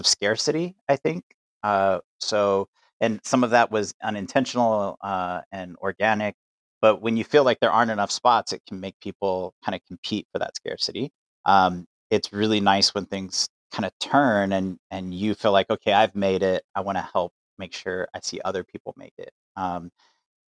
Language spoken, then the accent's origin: English; El Paso, Texas, United States; I would say I'm from El Paso, Texas.